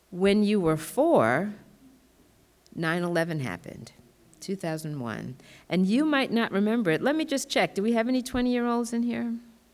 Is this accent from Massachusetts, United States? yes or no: yes; Massachusetts, United States; also born or lived in Tallahassee, Florida; So they moved to Massachusetts. I grew up in Massachusetts.